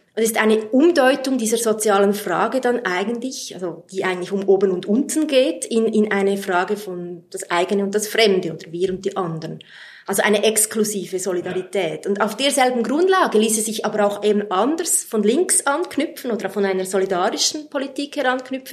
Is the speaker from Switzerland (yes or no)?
yes; Switzerland; wir Schweizer